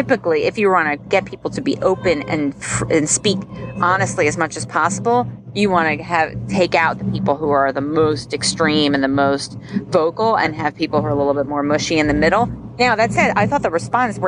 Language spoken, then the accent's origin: English; New Jersey, United States; moved away; I always say I'm from New Jersey, which I am technically, just not currently